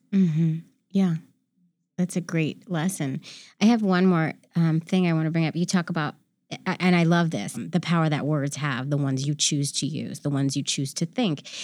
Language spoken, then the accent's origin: English; San Francisco, California, United States; I grew up in San Francisco